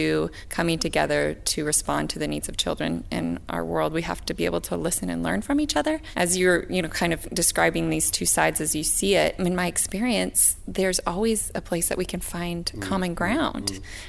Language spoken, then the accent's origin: English; Seattle, Washington, United States; I come from Seattle, so sometimes this feels like a non-issue because we're very progressive and liberal in Seattle